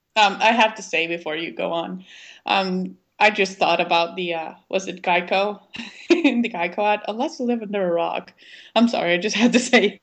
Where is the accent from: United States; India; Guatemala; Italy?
Guatemala; Guatemala City, Guatemala Department; I have a little bit of an accent. I was born and raised in Guatemala City.